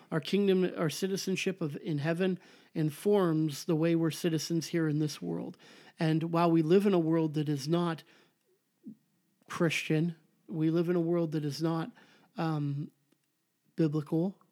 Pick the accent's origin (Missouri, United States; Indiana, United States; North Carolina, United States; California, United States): California, United States; Southern; I'm from Southern California, I say the before the freeway